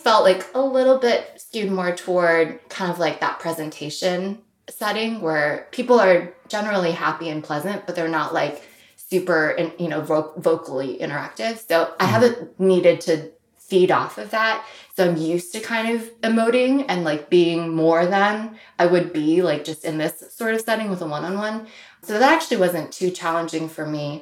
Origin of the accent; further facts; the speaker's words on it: St. Louis, Missouri, United States; I grew up in the Midwest, which is upper middle class white suburb in Missouri. Even though it was St. Louis, it was not the city